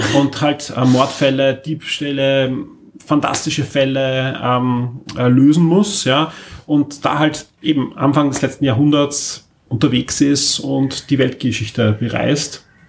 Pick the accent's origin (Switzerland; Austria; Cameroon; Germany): Austria; Ich bin nämlich klarerweise in, in Österreich aufgewachsen